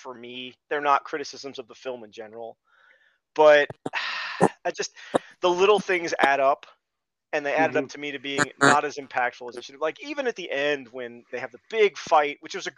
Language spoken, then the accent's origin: English; United States; I'm American.